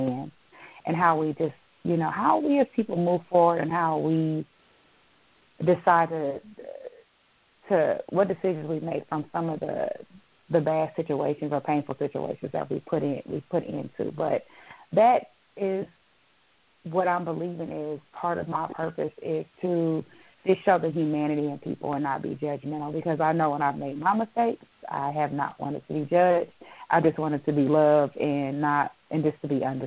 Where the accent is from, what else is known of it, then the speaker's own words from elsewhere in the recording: Illinois, United States; moved away; I'm from Illinois, so I'm going to my hometown